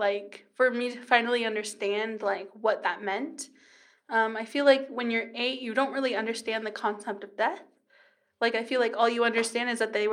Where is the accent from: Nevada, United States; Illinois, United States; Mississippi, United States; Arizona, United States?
Arizona, United States; Kingman; born there; I don't actually know what to tell them just because I'm from all over.